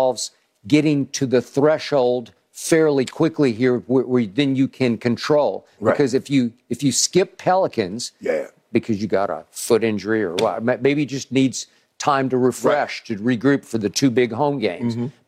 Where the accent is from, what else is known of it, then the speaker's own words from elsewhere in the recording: Oklahoma City, Oklahoma, United States; But the prospect of when I was a kid growing up in Oklahoma City, of this kid from Akron breaking Kareem's record against an Oklahoma City NBA team is incomprehensible to me